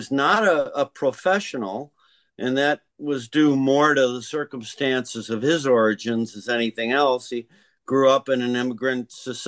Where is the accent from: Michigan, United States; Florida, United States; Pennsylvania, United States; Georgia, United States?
Michigan, United States; Detroit; now in New York, United States; All three of us are originally from Detroit.